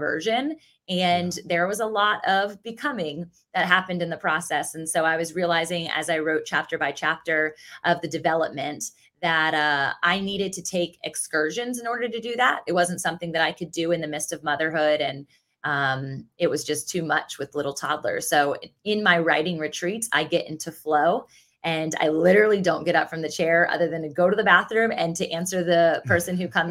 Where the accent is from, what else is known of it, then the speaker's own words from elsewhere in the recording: Virginia Beach, Virginia, United States; I grew up in Virginia Beach, Virginia, which is also where I currently reside. So I'm a born and raised beach baby